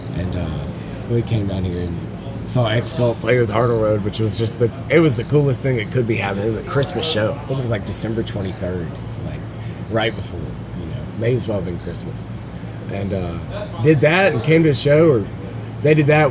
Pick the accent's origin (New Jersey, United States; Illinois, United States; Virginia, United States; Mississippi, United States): Mississippi, United States; now in Pensacola, United States; We're all from Mississippi